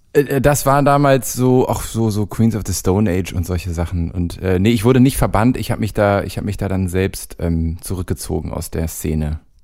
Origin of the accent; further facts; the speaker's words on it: Hamburg, Germany; moved away as an adult; now in Cologne, Germany; ich bin nicht direkt an der Elbchaussee aufgewachsen, aber sehr nah daran